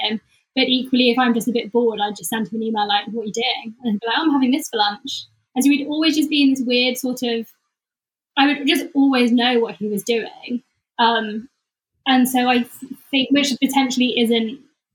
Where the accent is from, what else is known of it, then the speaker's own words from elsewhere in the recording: the Cotswolds, South West England, United Kingdom; now in London, United Kingdom; I was in London, or growing up in the Cotswolds